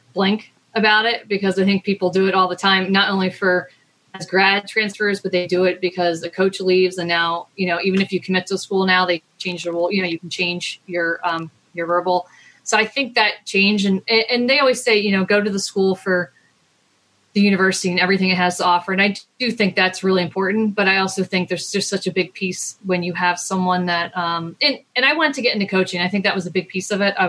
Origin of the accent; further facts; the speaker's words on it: Maryland, United States; I'm from Maryland.